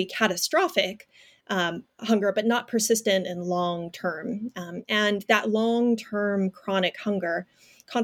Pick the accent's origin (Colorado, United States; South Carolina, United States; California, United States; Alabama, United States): California, United States; Fresno; I'm a fifth generation Fresnan. So I am from Fresno, California. My family has deep roots there